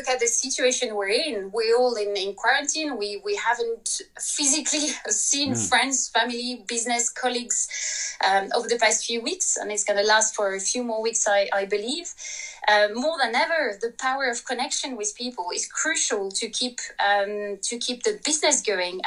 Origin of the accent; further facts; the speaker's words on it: France; English is a second language; moved away as an adult; now in London, United Kingdom; I'm very French